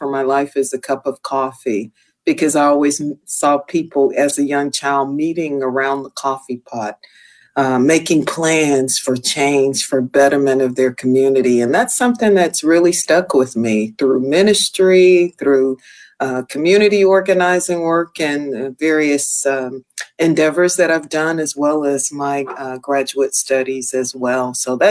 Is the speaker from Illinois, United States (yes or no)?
yes; Chicago, Illinois, United States; Well, I was born and raised in Chicago, Illinois, both my husband and I. Grew up in a low-income neighborhood